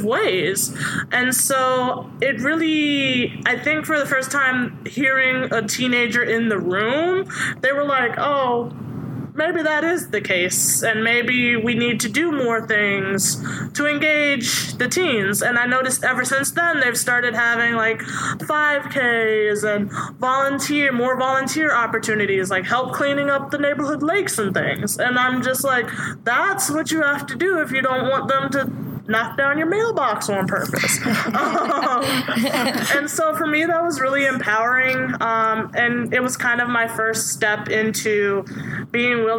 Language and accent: English; Suffolk, Virginia, United States; I grew up in Suffolk, Virginia.